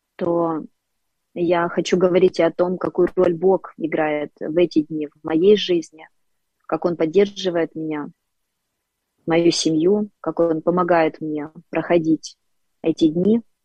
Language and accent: Russian; Dnipro, Dnipropetrovsk Oblast, Ukraine; я коренная Днепропетровчанка, один из э, красивейших городов Украины. Я родилась и выросла в этом городе.